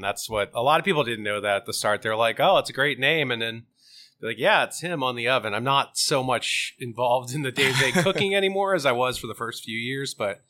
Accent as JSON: {"language": "English", "town": "Sarasota", "region": "Florida", "country": "United States", "tie": "born there", "said": "I'm like, I'm not from New Jersey. I was born in Sarasota, Florida."}